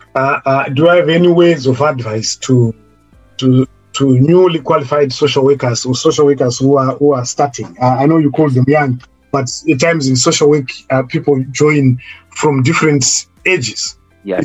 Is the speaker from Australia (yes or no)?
no; Zimbabwe; moved away as an adult; now in United Kingdom; I was coming from Zimbabwe as someone who claimed to be experienced because I'd worked in Zimbabwe